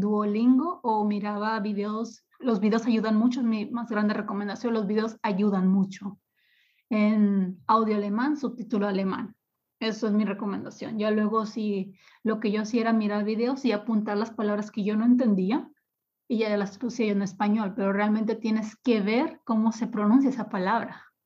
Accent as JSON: {"language": "Spanish", "town": "Ciudad Obregón", "region": "Sonora", "country": "Mexico", "tie": "born or raised there", "also_born_or_lived": "Mexico City / Cancún", "moved": "as an adult", "lives_now": "Sankt Peter-Ording, Germany", "said": "Ciudad Obregón es el lugar donde yo nací, donde yo pasé mis primeros 25 años de vida"}